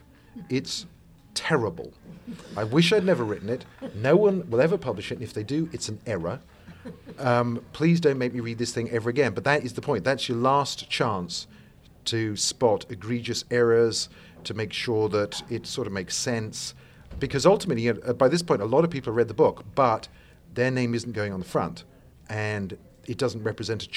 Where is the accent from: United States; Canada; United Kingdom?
United Kingdom; England; I'm English, not American. I try to hide it, but occasionally it creeps out